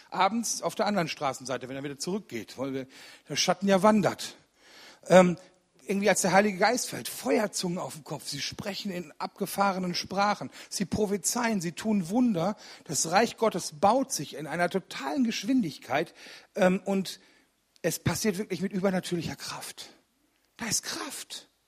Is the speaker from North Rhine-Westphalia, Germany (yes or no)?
yes; Rüggeberg, North Rhine-Westphalia, Germany; Ich komme aus Rüggeberg. Das ist bei Ennepetal ein kleines Kaff